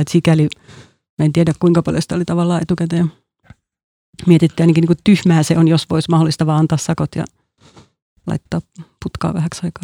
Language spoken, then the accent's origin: Finnish; Helsinki, Uusimaa, Finland; also born or lived in Porvoo